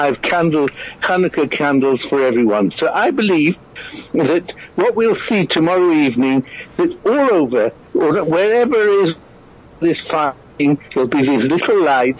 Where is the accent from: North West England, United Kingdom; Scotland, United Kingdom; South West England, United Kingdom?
North West England, United Kingdom; Manchester; now in Israel; Manchester University, where I grew up